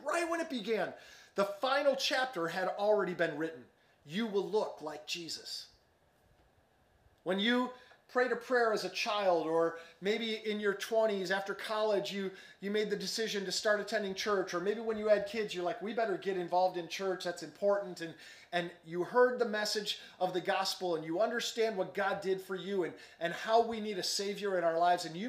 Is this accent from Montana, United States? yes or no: no; Chicago, Illinois, United States; moved away as an adult; now in Dallas, United States; I grew up in Chicago suburbs, and we used to joke growing up in Chicago